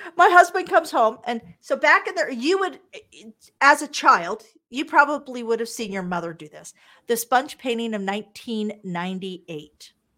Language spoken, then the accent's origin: English; Wichita, Kansas, United States; also born or lived in Las Vegas, Nevada; now in Calgary, Canada; I'm originally from Wichita, Kansas, the eldest of four girls, and I grew up broke.